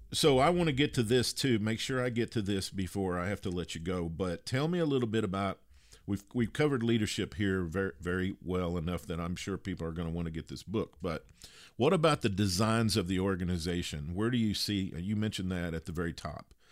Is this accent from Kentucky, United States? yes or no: yes; Kentucky, United States; I grew up in Kentucky where there are a lot of natural bridges and a lot of water